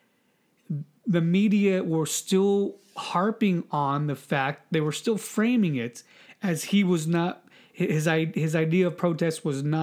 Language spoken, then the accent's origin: English; United States; me being an American